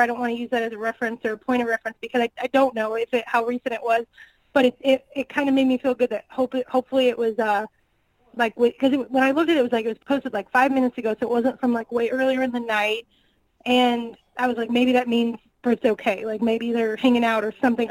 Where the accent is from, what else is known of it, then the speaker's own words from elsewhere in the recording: Northwest Indiana, United States; now in Kansas City, United States; I'm originally from Northwest Indiana. I I did all the ROH and like indie shows in the Chicago area back in the day before I moved to Kansas City